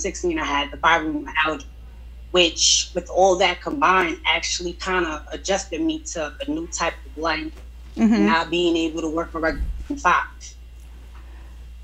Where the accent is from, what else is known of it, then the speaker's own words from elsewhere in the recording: Cross, South Carolina, United States; moved away; I'm originally from Cross, South Carolina, you know, back in the woods over there